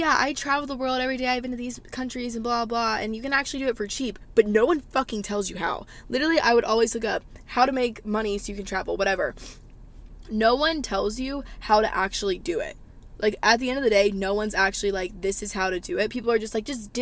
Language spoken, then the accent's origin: English; the South, United States; Growing up in the South, I feel like I've learned so much